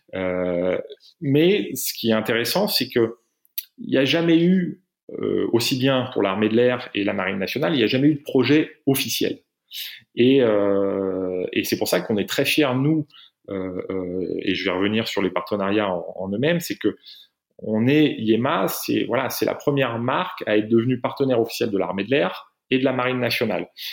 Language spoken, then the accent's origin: French; France; je suis français, j'ai une carte d'identité française